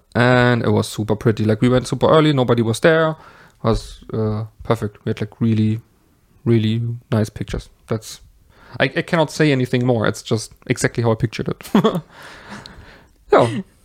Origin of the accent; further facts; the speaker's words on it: Germany; I am from Germany